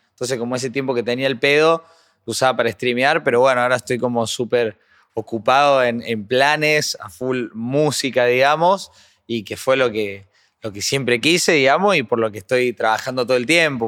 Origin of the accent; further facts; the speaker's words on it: Córdoba, Argentina; Yo creo que soy bastante cordobés